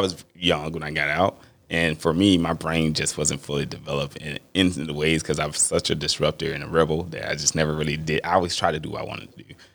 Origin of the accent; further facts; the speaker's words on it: Mississippi, United States; I'm from Mississippi